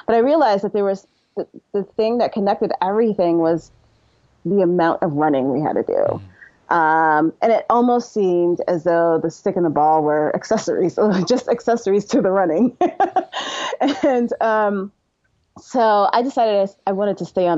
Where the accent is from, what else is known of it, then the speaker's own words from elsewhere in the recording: New York City, New York, United States; I'm from Brooklyn, New York